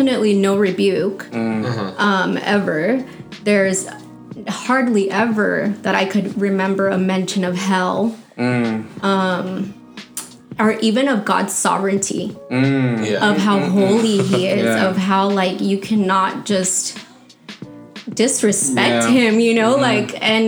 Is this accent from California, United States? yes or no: yes; Santa Ana, California, United States; I'm actually from Santa Ana.